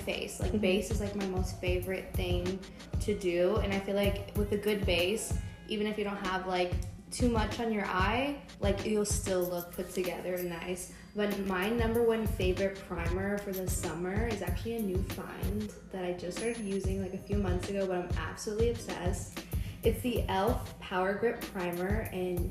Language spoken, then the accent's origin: English; San Antonio, Texas, United States; I'm from San Antonio, I'm 23